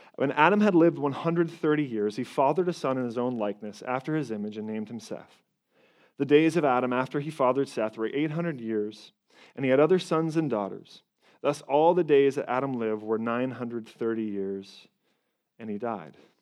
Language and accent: English; Toronto, Ontario, Canada; I'm from Canada, up in Toronto